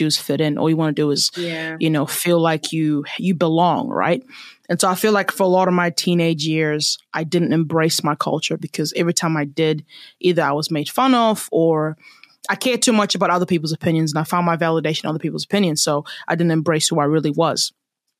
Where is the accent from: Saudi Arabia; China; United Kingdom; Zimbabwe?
Zimbabwe; now in New Zealand; I am a Zimbabwean and I love my country and I love my culture